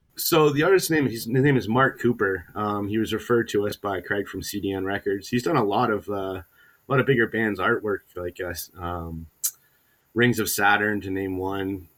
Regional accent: Hamilton, Ontario, Canada; I was born and raised in Hamilton

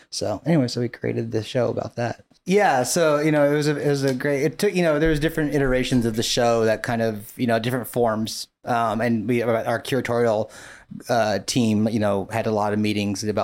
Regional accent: Long Beach, California, United States; also born or lived in New York; I grew up in Long Beach

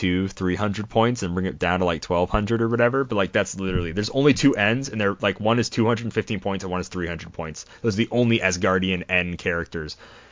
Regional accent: Kennebec, South Dakota, United States; Then my hometown is Kennebec, which is spelled K-E-N-N-E-B-E-C. Beautiful town. Love it. 200-ish people. Great town.

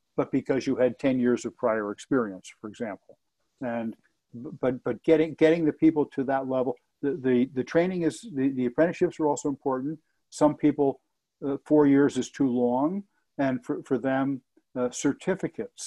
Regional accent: Elizabeth, New Jersey, United States; I grew up in Elizabeth, New Jersey, right across the river mm-hmm. from New York City

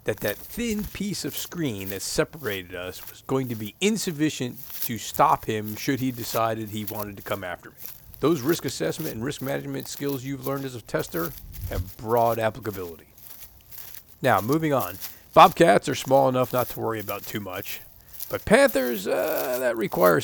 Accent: Florida, United States; I grew up in Florida

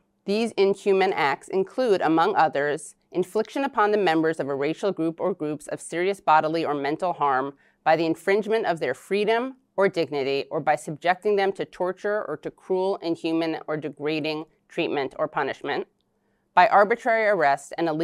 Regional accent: New York City, New York, United States; I was born in New York City

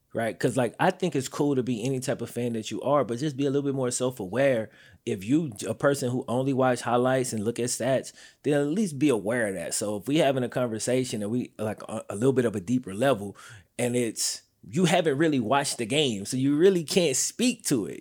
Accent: the South, United States; I'm from the South

